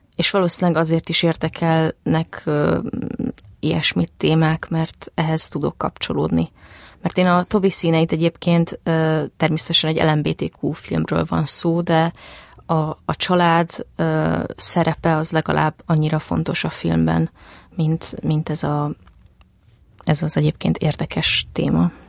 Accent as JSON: {"language": "Hungarian", "town": "Zalaegerszeg", "region": "Zala", "country": "Hungary", "tie": "born or raised there", "also_born_or_lived": "Szabolcs County", "moved": "as an adult", "lives_now": "Budapest, Hungary", "said": "az Alágerszegen nőttem föl"}